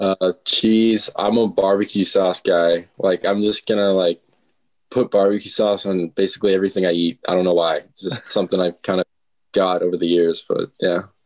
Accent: Omaha, Nebraska, United States; also born or lived in Minnesota; Omaha, Nebraska. Born in, well, not born and raised. Was born and raised from Minnesota, and we moved down here and uh, went to school all my life in Omaha

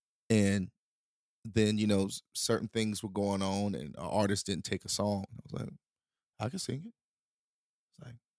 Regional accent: the South, United States; Country music wasn't an option though now because I grew up in the South

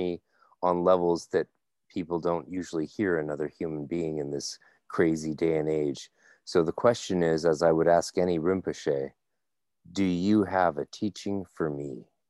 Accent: Canada; I'm Canadian

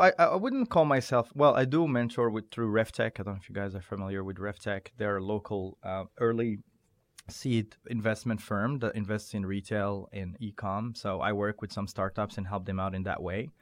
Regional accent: Morocco; also born or lived in Doha, Qatar; now in United States; I was born and raised in Morocco

